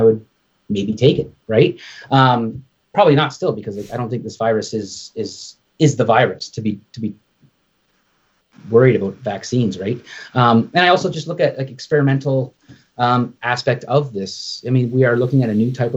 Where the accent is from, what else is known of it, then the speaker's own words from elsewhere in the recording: Canada; I'm Canadian